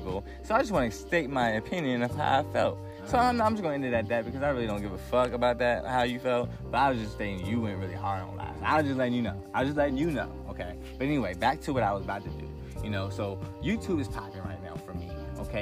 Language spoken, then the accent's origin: English; Virginia, United States; I'm not from DC, but I'm from the DMV, from Virginia, so it's just like, I feel like that's my hometown